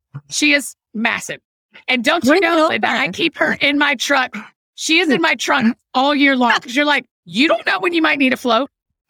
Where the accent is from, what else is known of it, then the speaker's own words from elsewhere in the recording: Georgia, United States; moved away; also born or lived in Tennessee / Scotland; I grew up in Georgia. And I've only lived in Georgia and Tennessee with a little stint in Scotland for a minute.